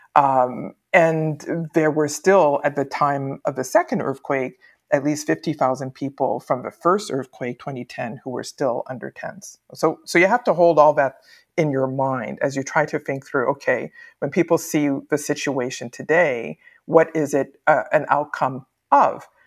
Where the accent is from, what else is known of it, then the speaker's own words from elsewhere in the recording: Winnipeg, Manitoba, Canada; moved away as an adult; also born or lived in Port-au-Prince, Haiti / Quebec City, Canada / Nova Scotia, Canada / Iowa, United States; now in United States; Winnipeg, Manitoba, which is where I grew up in terms of grade school, high school, uh, undergraduate education.